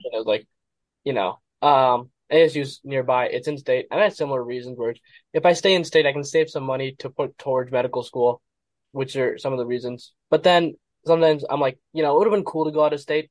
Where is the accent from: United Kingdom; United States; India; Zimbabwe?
United States; Gilbert, Arizona; Born and raised here, and I've been here my whole life